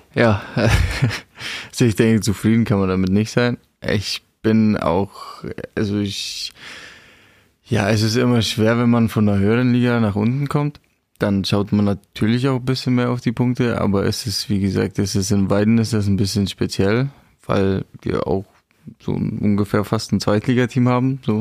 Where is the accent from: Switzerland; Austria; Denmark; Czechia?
Czechia; German is a second language; now in Germany; für mich als geborener Tscheche